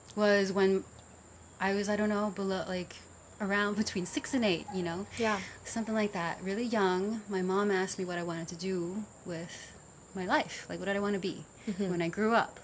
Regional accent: New York City, New York, United States; also born or lived in Vietnam; I grew up in the Bronx.

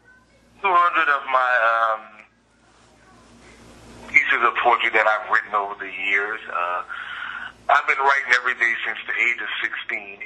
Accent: New Orleans, Louisiana, United States; moved away as an adult; also born or lived in Bay Area, California; now in San Francisco Bay Area, United States; But originally I'm from New Orleans, born and raised

